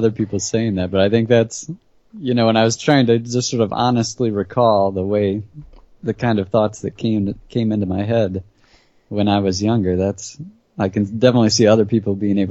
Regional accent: Michigan, United States; now in Nashville, United States; I grew up in Michigan, but we would visit my grandparents in Texas

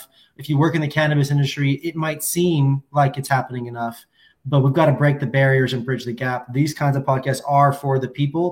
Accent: Washington, United States; I come from the Evergreen State

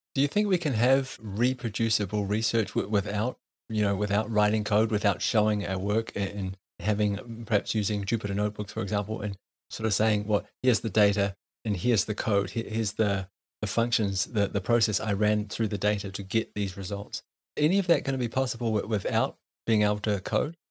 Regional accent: New Zealand; growing up in New Zealand

